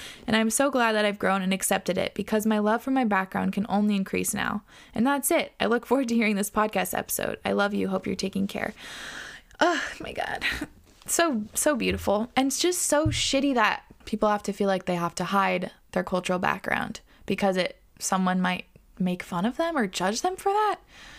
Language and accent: English; Australia; My parents are from India, but I was born in Australia and have been living here ever since.